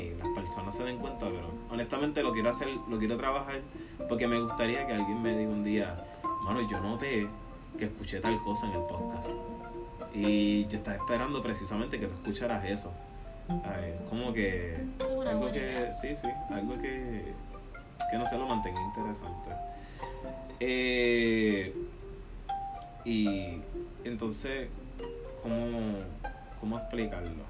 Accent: Puerto Rico; now in Tampa, United States; vivimos, somos de Puerto

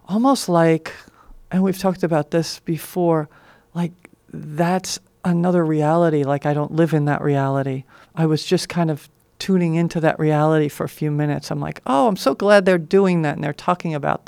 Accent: New York, United States; moved away; where I grew up in New York, city-like atmosphere

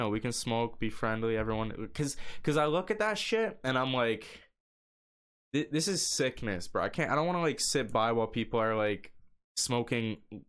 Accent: Canada; I'm fucking Canadian.

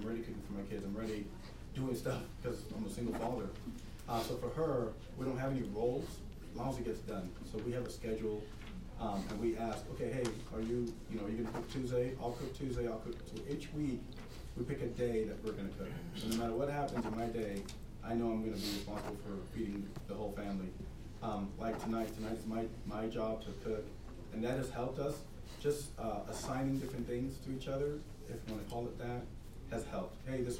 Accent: St. Thomas, U.S. Virgin Islands; As I was growing up in St. Thomas, my aunt used to say, a man is a man when he doesn't need to depend on a woman to take care of him.

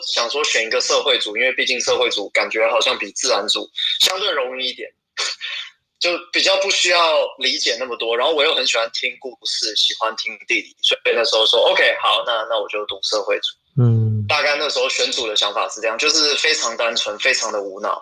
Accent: Shenkeng, New Taipei, Taiwan; moved away as an adult; also born or lived in Hong Kong / Singapore; now in United Kingdom; 我是土生土长台湾人，小时候是在深坑长大的，然后在台湾读了大学以后，当完兵就去英国，呃，读了一个master

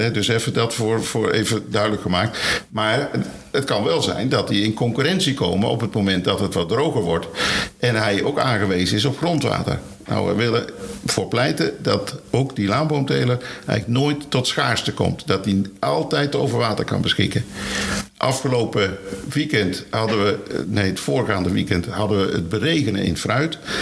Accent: Maastricht, Limburg, Netherlands; moved away; Ik kom zelf uit Maastricht, dus ik kom niet hier vandaan.

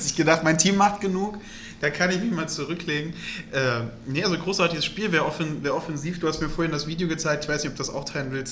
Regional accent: Germany; als Deutscher

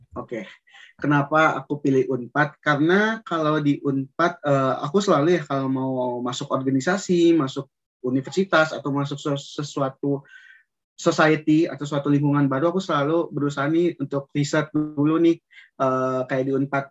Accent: Padang, West Sumatra, Indonesia; moved away as an adult; aku berasal dari Padang, orang Minang tentunya

